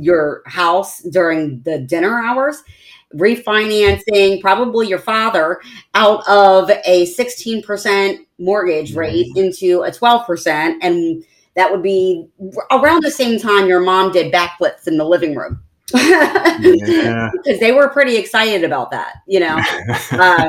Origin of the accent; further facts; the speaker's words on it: Maryland, United States; now in Southwest Florida, United States; Maryland is where I grew up. It's my hometown.